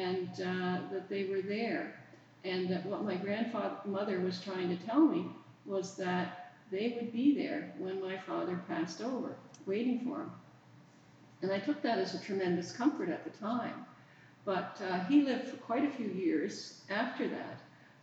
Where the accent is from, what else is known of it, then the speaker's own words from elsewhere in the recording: Prince Edward Island, Canada; moved away as an adult; also born or lived in England; I'm in the church of my childhood. I come from Prince Edward Island, and I come from a little community on the north shore of PEI.